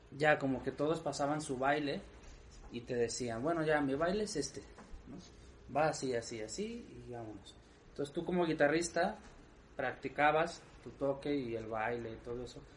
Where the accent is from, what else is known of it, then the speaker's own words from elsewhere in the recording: Mexico; orgullo como mexicano